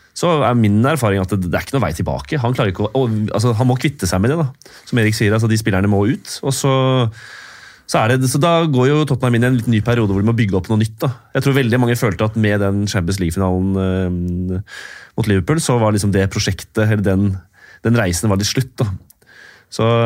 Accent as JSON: {"language": "Norwegian", "country": "Norway", "said": "Som nordmann"}